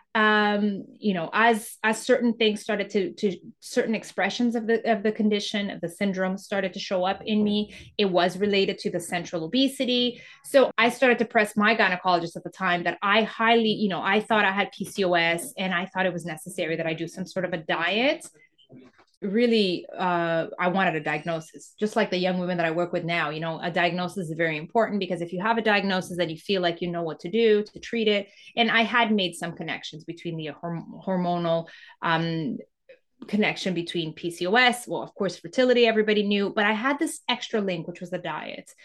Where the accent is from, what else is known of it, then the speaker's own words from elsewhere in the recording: Canada; also born or lived in Mozambique; I, I grew up in Canada, went to school in Canada.